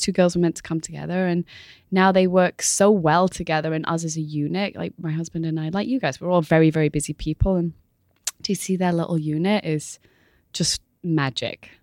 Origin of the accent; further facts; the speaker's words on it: Manchester, North West England, United Kingdom; moved away as an adult; now in New York, United States; I was born in Manchester, in England